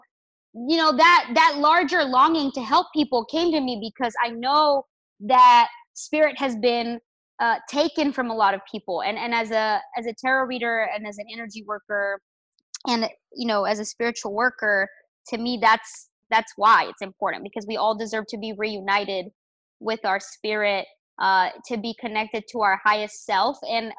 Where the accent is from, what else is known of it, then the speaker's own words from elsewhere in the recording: Chihuahua, Mexico; I am from Mexico. I was born in the beautiful state of Chihuahua. It's the desert in Mexico.